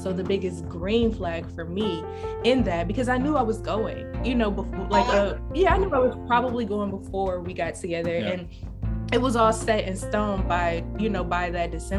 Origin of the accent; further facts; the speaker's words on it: Detroit, Michigan, United States; moved away as an adult; now in New York, United States; I grew up in Detroit, like I said. So none of my family is here. All of my family is in Detroit